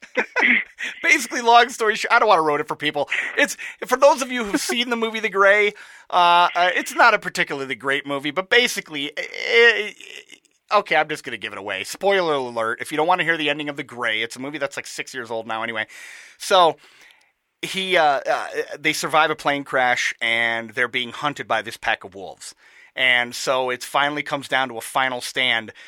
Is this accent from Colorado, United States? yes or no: no; Michigan, United States; I'm from Michigan